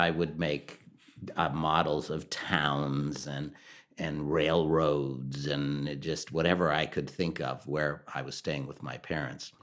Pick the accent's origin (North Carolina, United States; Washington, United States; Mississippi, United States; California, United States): North Carolina, United States; Durham; I grew up in North Carolina, Durham and the Triangle area